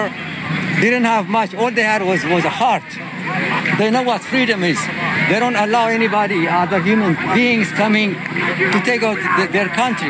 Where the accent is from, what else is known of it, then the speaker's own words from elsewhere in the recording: Ethiopia; now in United States; I'm originally from Ethiopia